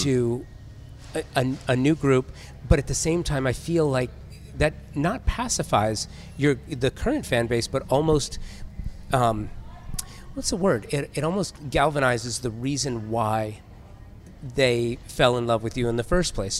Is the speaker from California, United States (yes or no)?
yes; Southern California, United States; I grew up in Southern California where you had the, the classic head shop